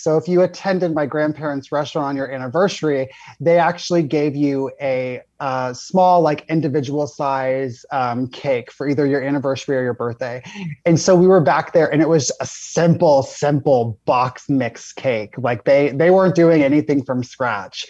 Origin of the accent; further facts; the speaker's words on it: Florida, United States; I grew up in Florida.